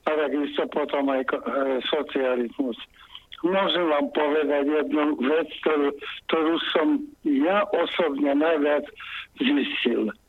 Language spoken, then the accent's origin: Slovak; Slovakia; moved away as an adult; also born or lived in the West; Ja som aj opustil republiku, žil som na západe a stretol som sa s ľuďmi a pocitom, že sme Slováci